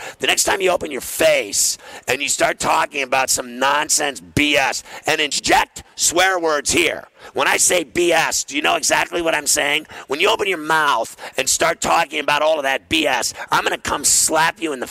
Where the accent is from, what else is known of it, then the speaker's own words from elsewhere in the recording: Pittsburgh, Pennsylvania, United States; I grew up in Pittsburgh my whole life